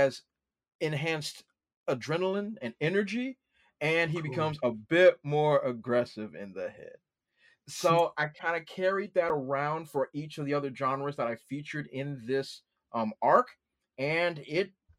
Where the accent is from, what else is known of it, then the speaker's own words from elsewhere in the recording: Washington, District of Columbia, United States; I grew up in Washington, D.C.